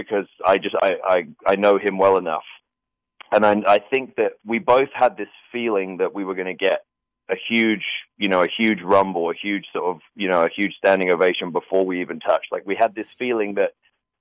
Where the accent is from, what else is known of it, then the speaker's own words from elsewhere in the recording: Norfolk, East of England, United Kingdom; I grew up I lived in Norfolk, which is this very rural sort of agricultural area.